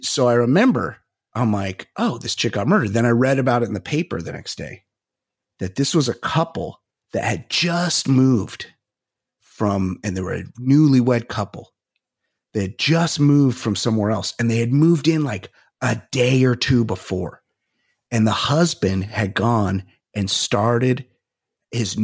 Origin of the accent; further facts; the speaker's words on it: Costa Mesa, California, United States; I'm from Costa Mesa. There's people in my high school that did